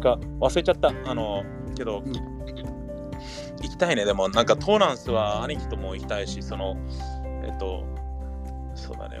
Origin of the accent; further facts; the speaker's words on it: Gardena, California, United States; 日本語学校の帰りによく行ってたタコベルがあったはず